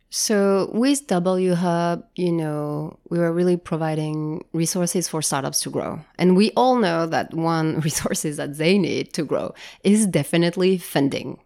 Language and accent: English; Japan; moved away; also born or lived in France; I grew up in Japan